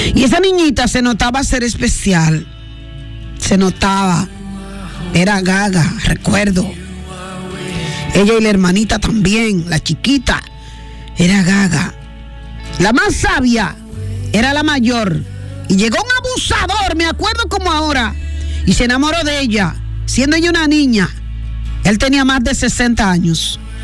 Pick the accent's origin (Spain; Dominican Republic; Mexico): Dominican Republic; en el puerto, lugar de donde soy